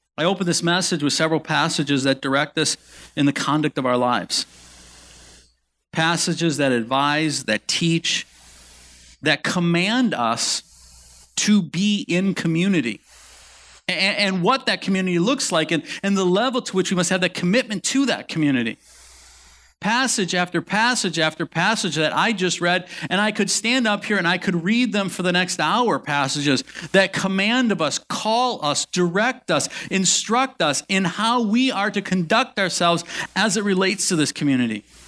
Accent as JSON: {"language": "English", "town": "Milwaukee", "region": "Wisconsin", "country": "United States", "tie": "born or raised there", "said": "my parents grew up here. So my, so my mom's, my mom's mom and dad lived about ten minutes one side of us"}